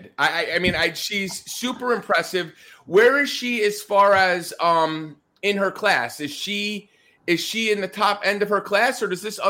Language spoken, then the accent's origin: English; Northeast, United States; now in Pasco County, Florida, United States; you could tell from my accent or all my hand movements, I'm from the Northeast